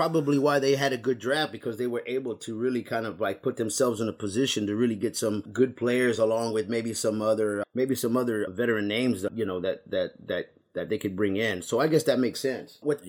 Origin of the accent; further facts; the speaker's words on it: San Antonio, Texas, United States; now in Houston, United States; even though I'm from originally from San Antonio, and I do like the Spurs, but living in Houston for a while